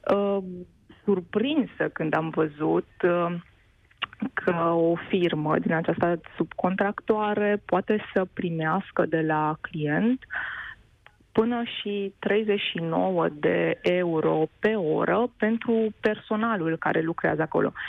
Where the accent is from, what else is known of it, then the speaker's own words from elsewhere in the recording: Romania; moved away as an adult; also born or lived in Germany; din România